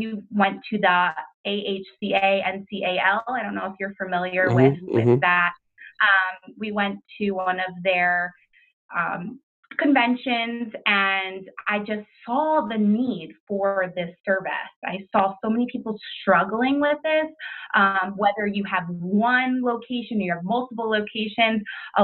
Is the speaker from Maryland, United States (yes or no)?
yes; Maryland, United States; moved away as an adult; now in New York, United States; I'm originally from Maryland